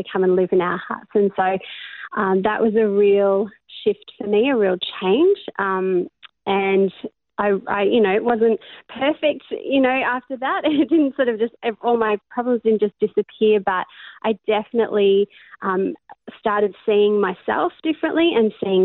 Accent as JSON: {"language": "English", "country": "Australia", "tie": "born or raised there", "also_born_or_lived": "Cape Town, South Africa / Melbourne, Australia", "said": "I was born in Cape Town in South Africa, and my family moved over to Australia when I was about 9"}